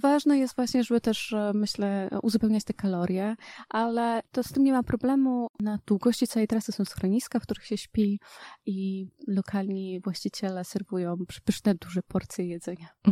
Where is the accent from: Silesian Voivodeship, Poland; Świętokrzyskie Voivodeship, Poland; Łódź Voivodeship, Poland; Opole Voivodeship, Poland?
Świętokrzyskie Voivodeship, Poland; Ja też pochodzę ze Świętokrzyskiego, więc mamy tam małe góry